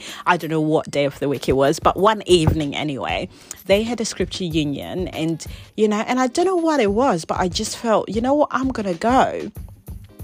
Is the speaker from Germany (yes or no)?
no; England, United Kingdom; also born or lived in Zimbabwe; So I was born there, but I didn't actually grow up there. I moved to England whe